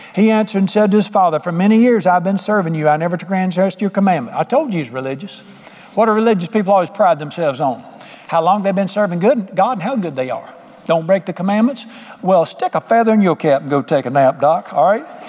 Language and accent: English; Charlotte, North Carolina, United States; moved away as an adult; I grew up in Charlotte